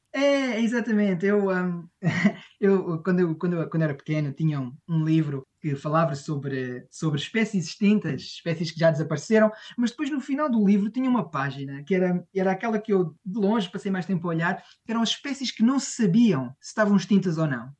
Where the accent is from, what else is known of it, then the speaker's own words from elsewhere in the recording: Portugal; moved away as an adult; now in Oxford, United Kingdom; como português, muitas vezes quando pensa em chá, na realidade pensa em infusões